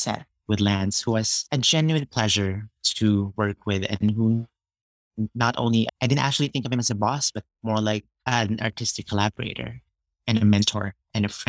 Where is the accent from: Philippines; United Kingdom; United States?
Philippines; moved away; I was born and grew up in the Philippines